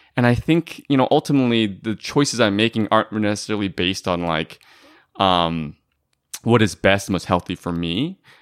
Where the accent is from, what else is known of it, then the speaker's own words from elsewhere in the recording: Bay Area, California, United States; I grew up in the Bay Area